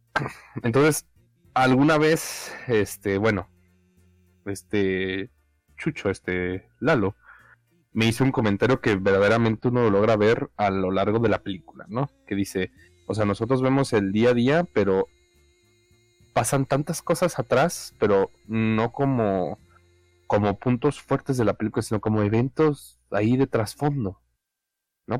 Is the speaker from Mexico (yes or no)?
yes; Mexico; aquí soy, ¿no? Esta es mi tierra.